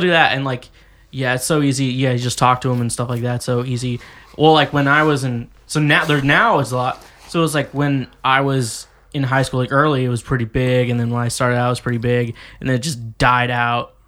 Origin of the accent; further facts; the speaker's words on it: Kansas, United States; also born or lived in Missouri; now in Nashville, United States; I spent like 13 years of my life in Kansas, mm-hmm. but I spent 10 years in Missouri